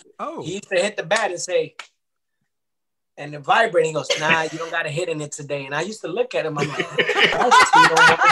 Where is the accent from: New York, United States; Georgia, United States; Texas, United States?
New York, United States; New York City; I was from the Bronx, you know, and I was from New York.